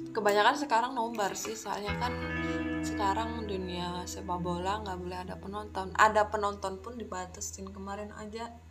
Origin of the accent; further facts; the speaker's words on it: Ngawi, East Java, Indonesia; now in Yogyakarta, Indonesia; Aku asal dari Ngawi dan sekarang stay di Jogja